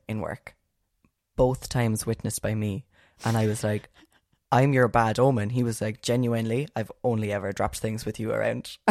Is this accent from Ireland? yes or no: yes; Ireland; we're Irish